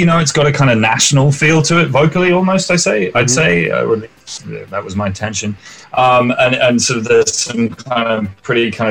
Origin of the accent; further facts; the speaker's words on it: England, United Kingdom; my experience as an English person